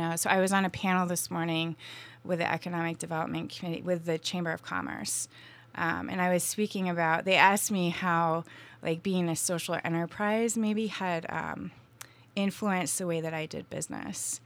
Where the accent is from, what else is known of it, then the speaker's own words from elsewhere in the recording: Vermont, United States; moved away as an adult; now in Asheville, United States; I grew up in Vermont